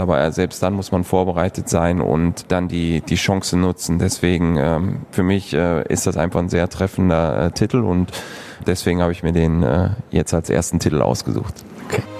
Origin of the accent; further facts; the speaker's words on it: Moers, North Rhine-Westphalia, Germany; moved away as an adult; also born or lived in San Jose; now in Krefeld, Germany; Ich bin auf der Landwehrstraße ähm, aufgewachsen.